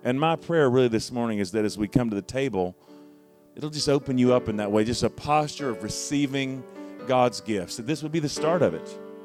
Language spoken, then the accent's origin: English; Charlotte, North Carolina, United States; moved away; I'm from Charlotte originally